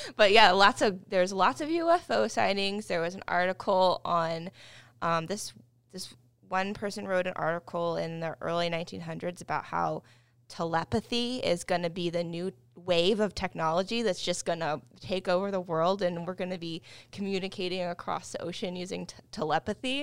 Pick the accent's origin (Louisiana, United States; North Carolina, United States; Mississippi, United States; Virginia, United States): North Carolina, United States; Wilmington; moved away as an adult; now in Charlotte, United States; I'm from Wilmington, North Carolina. Um, but I've been in the Charlotte area since twenty ten